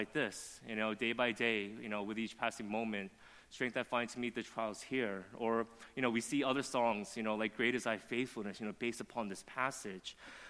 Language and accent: English; Flushing, New York, United States; born there; I wasn't born in New Jersey. I was born in Flushing